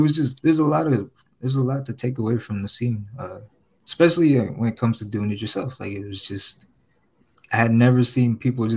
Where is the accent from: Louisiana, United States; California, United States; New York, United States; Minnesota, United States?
California, United States; Compton; I'm from Compton, but like